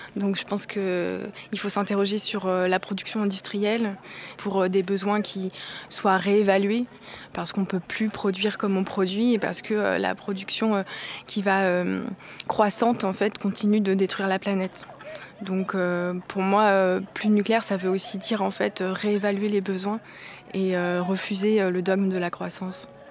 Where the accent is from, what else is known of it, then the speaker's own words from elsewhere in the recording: Cotentin, Normandy, France; je viens du Cotentin